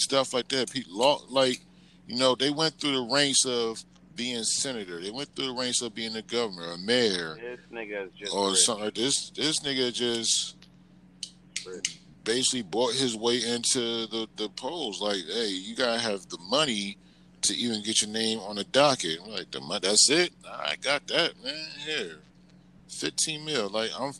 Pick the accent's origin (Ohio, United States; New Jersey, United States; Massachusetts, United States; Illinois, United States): New Jersey, United States; Atlantic City; moved away; I'm from Atlantic City.